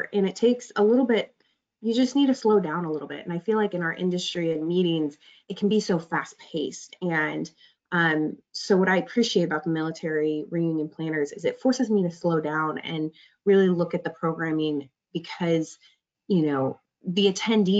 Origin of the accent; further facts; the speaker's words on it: Omaha, Nebraska, United States; I was born and raised in Omaha